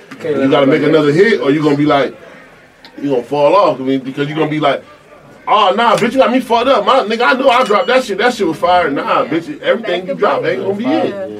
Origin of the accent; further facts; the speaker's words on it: Rochester, New York, United States; I'm from Rochester, New York.